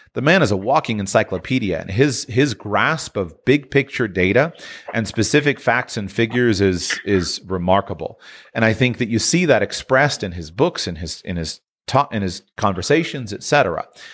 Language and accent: English; United States; as an American